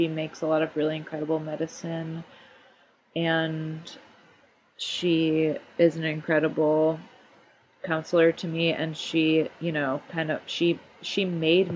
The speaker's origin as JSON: {"language": "English", "town": "Grand Rapids", "region": "Michigan", "country": "United States", "tie": "born or raised there", "also_born_or_lived": "Ann Arbor, Michigan", "moved": "as an adult", "lives_now": "Bay Area, United States", "said": "I grew up in Grand Rapids."}